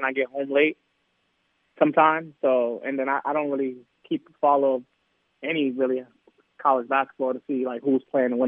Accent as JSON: {"language": "English", "region": "New York", "country": "United States", "moved": "yes", "said": "I'm from New York, so you know a lot of these guys come play in the Rucker League"}